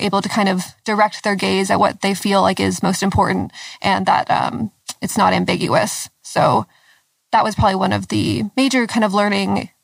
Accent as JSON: {"language": "English", "town": "Lexington", "region": "Kentucky", "country": "United States", "said": "I'm from Lexington, Kentucky"}